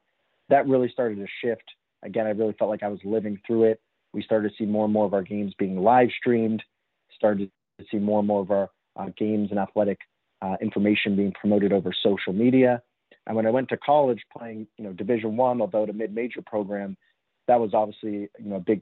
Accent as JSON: {"language": "English", "town": "Los Angeles", "region": "California", "country": "United States", "tie": "born or raised there", "said": "I grew up in Los Angeles in Southern California"}